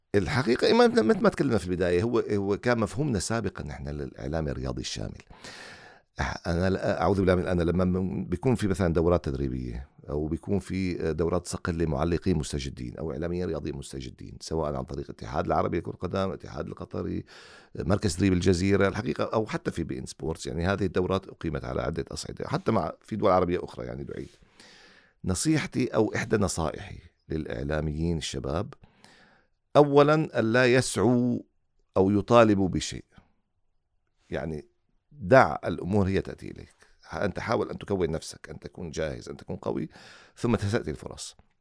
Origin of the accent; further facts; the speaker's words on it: Syria; now in Qatar; وأنا خارج قطر يعني أنا سوري